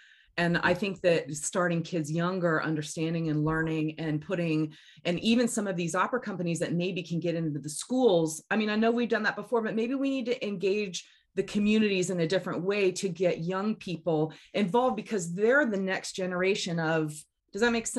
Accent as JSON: {"language": "English", "region": "Florida", "country": "United States", "tie": "born or raised there", "said": "I remember as a kid growing up in Florida"}